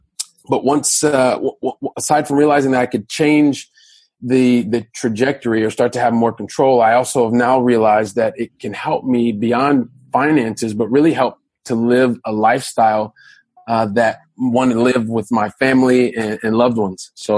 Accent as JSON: {"language": "English", "town": "Columbus", "region": "Ohio", "country": "United States", "said": "So I guess I'm a guy from Columbus, Ohio, so from the Midwest of the United States"}